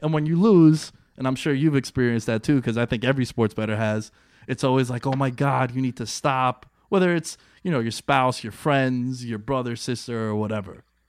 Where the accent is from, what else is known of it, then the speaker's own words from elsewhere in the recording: East Coast, United States; we're both from the East Coast